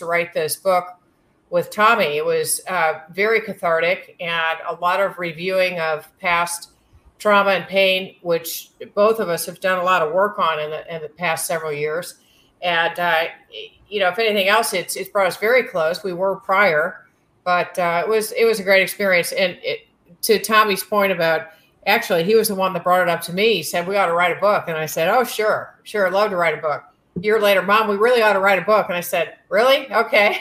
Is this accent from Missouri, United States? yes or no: yes; St. Louis, Missouri, United States; I grew up in St. Louis, Missouri, with a family that was primarily from Jefferson City, Missouri